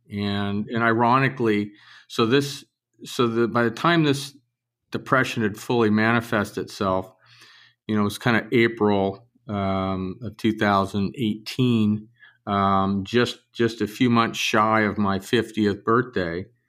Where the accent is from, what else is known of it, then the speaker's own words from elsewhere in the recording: Southern California, United States; I grew up in Southern California